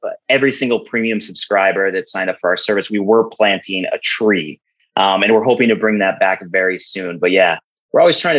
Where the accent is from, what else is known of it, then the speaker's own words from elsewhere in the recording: Fargo, North Dakota, United States; my hometown, Fargo, North Dakota